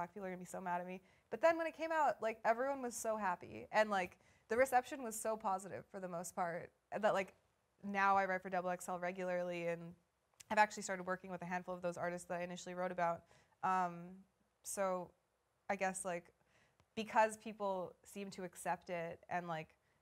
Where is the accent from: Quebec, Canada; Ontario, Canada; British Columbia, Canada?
British Columbia, Canada; Vancouver; I grew up in Vancouver.